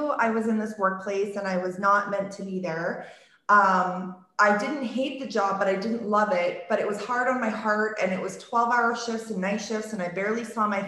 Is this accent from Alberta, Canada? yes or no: yes; Okotoks, Alberta, Canada; I was born and raised in this town, Okotoks, which is 10 minutes south of Calgary. It's my hometown.